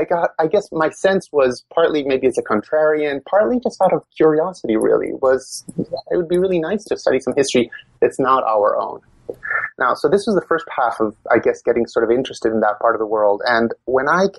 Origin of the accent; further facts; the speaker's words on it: Rome, Lazio, Italy; English is a second language; moved away as an adult; So I was born and raised in Italy, and I went through college